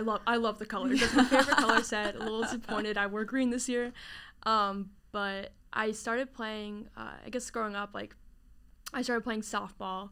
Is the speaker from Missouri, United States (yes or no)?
no; New Jersey, United States; from New Jersey. I know New Jersey gets a lot of hate, but I love it. You know, grew up down the shore, near Pr-, and also near Princeton area, so Jersey girl at heart